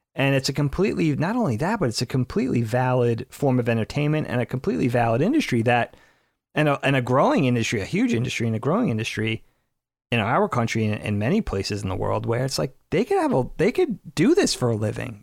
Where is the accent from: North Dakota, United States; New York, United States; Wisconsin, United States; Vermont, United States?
New York, United States; Medford; also born or lived in Brookhaven, New York; growing up in Medford where it was so much more congested